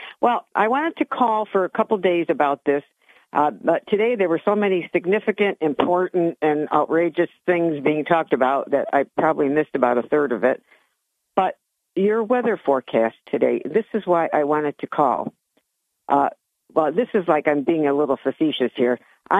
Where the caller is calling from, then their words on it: Johnson City, New York, United States; from J.C.